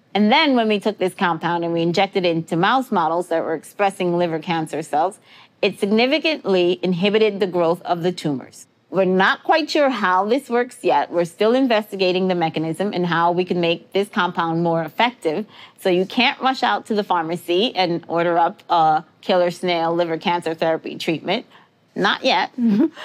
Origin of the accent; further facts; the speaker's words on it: New York City, New York, United States; I grew up in New York City